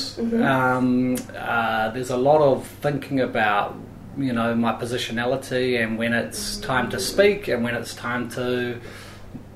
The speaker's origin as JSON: {"language": "English", "region": "Wellington", "country": "New Zealand", "tie": "born or raised there", "said": "I grew up here in Wellington. I went to Newtown School, South Wellington Intermediate"}